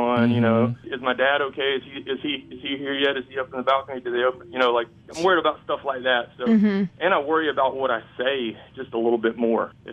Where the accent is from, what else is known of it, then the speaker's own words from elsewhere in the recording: Jefferson, Georgia, United States; I'm from Georgia, if I say Jefferson